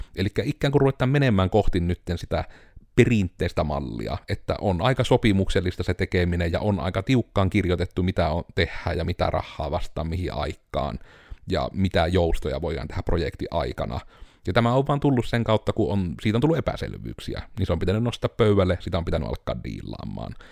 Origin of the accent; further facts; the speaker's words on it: Joensuu, North Karelia, Finland; kun me ollaan Joensuusta tai me ollaan Pohjois-Karjalasta